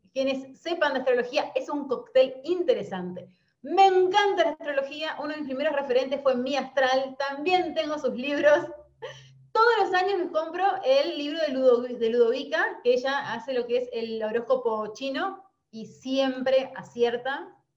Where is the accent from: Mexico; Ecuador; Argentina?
Argentina; Concordia, Entre Ríos; moved away as an adult; now in Paraná, Argentina; soy nacida en Concordia, Entre Ríos, y a los 30 años decido renunciar a mi trabajo en relación de dependencia y mudarme a Paraná